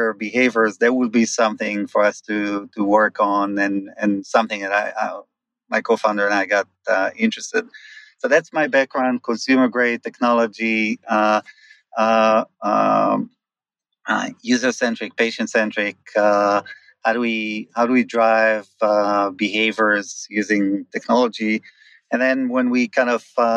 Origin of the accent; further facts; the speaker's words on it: Israel; moved away as an adult; I grew up in Israel, moved here about 21 years ago with my previous company